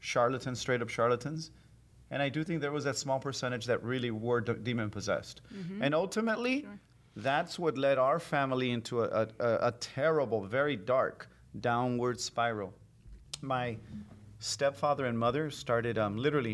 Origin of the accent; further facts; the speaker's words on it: Los Angeles, California, United States; as a teen growing up in South Central L.A., and then moving to Koreatown, L.A.